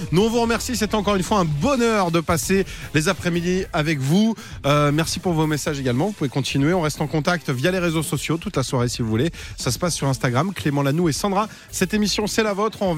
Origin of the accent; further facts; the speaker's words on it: Lille, Hauts-de-France, France; je viens de Lille.